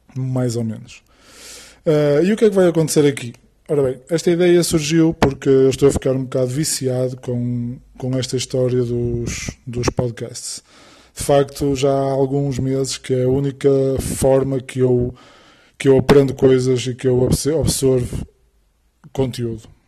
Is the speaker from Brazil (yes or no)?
no; Porto, North, Portugal; sou do Porto